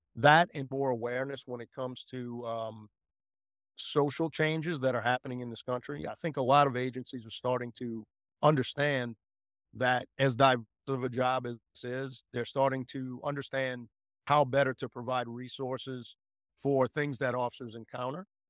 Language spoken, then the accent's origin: English; United States; I'm an American at heart